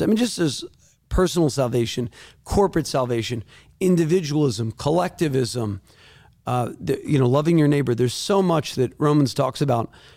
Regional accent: Northeast, United States; I'm not from Tennessee. I'm not from the Bible Belt. I'm from the Northeast

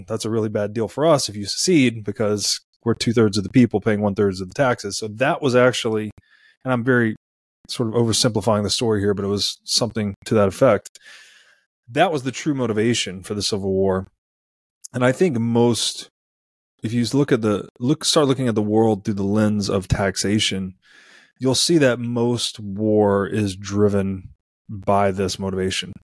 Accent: Tennessee, United States; I grew up in Tennessee.

